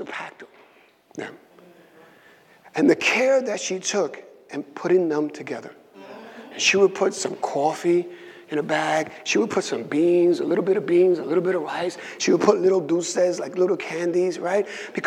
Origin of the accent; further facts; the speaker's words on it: New York City, New York, United States; also born or lived in Puerto Rico; So I grew up in the South Side. Right? Between the late 90s and the mid 70s, the South Side is what we call Williamsburg